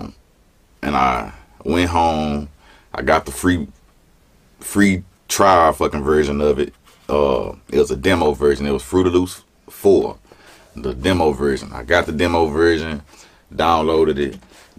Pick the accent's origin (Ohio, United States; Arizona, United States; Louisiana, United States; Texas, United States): Louisiana, United States; Baton Rouge; Baton Rouge, Louisiana.